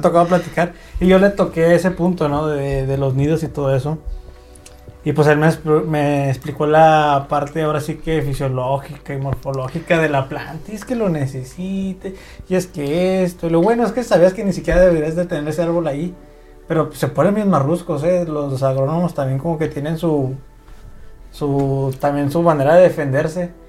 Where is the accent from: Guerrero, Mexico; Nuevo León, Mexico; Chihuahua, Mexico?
Chihuahua, Mexico; Ciudad Juárez; somos de Ciudad Juárez, estamos en Chihuahua